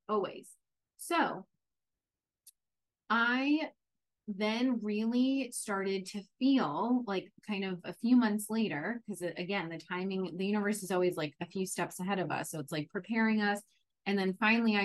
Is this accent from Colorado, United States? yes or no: no; New York, United States; moved away as an adult; now in San Diego, United States; I'm from New York. I moved from New York to San Diego